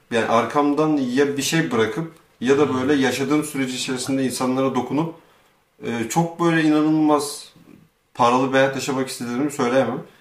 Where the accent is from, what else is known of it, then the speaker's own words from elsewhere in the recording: Turkey; biz Türkiye'de doğduk büyüdük. Aşağı yukarı iyi ailelerde e, çok da sıkıntılı olmayan bir hayat yaşadık.